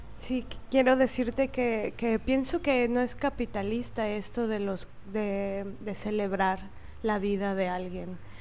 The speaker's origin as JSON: {"language": "Spanish", "region": "Veracruz", "country": "Mexico", "tie": "born or raised there", "said": "nací en Veracruz"}